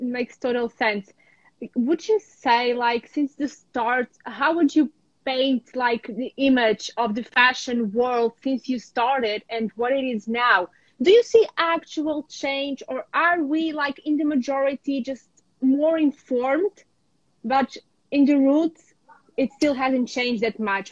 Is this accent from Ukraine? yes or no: yes; a small village around Lviv, Lviv Oblast, Ukraine; also born or lived in New York / Porto, Portugal; now in Portugal; I'm in my hometown. Um, this is where I was born in a small village around the big city of Lviv.